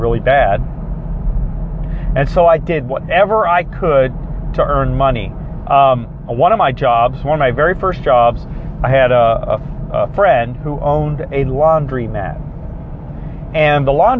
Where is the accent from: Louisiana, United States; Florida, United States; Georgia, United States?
Florida, United States; South; I grew up in South Florida